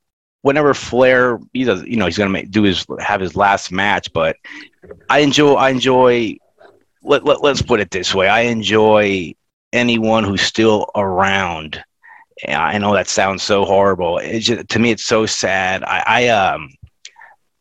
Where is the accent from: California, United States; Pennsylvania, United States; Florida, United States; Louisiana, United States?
Florida, United States; I grew up in Florida